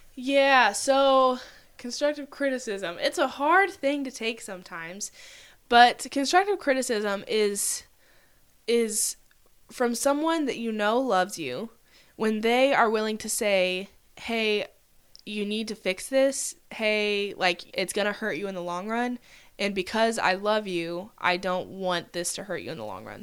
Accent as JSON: {"language": "English", "region": "Oklahoma", "country": "United States", "said": "I'm from Oklahoma, I could say I have six siblings"}